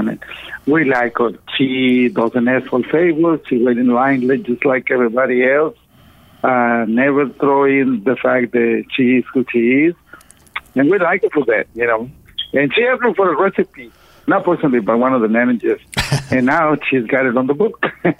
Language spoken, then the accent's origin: English; Mexico; now in Houston, United States; I came from Mexico to the U.S. in 1974. To Houston because I wanted to be a rock and roll famous guy.